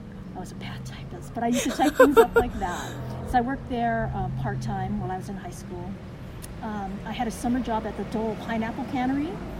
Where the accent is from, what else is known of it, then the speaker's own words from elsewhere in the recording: Kailua, Hawaii, United States; now in California, United States; I grew up in Hawaii, and then I moved here to California, and I've been here ever since.